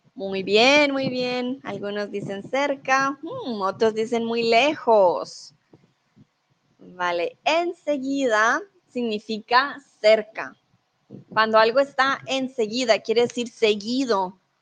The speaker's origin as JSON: {"language": "Spanish", "country": "Colombia", "moved": "yes", "lives_now": "Germany"}